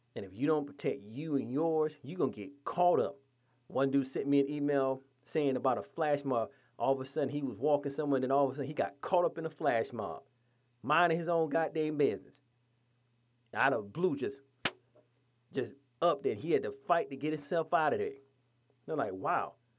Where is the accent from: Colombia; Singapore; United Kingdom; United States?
United States; Georgia; my home state of Georgia